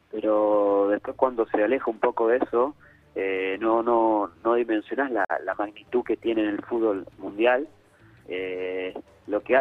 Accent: Rafael Calzada, Buenos Aires Province, Argentina; Hola Nico, soy de Rafael Calzada.

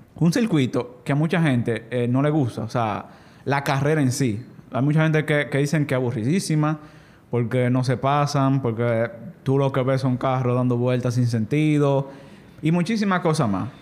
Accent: Dominican Republic; yo como dominicano que, sé, que soy

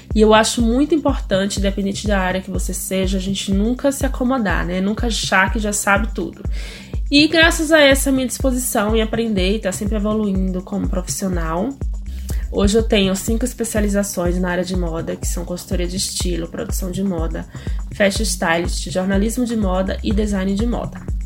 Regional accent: Bahia, Brazil; moved away as an adult; also born or lived in Europe / Goiás; segundo a minha certidão de nascimento, eu sou baiana

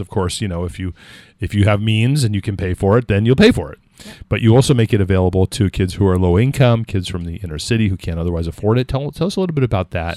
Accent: California, United States; now in New Hampshire, United States; I grew up in California

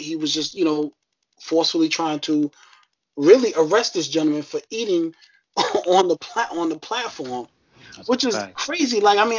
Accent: New York, United States; As I'm saying, I'm from New York

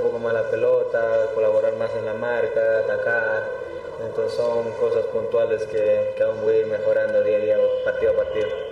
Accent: Cliza, Cochabamba, Bolivia; yo soy de Cochabamba, soy de la provincia de Clisa

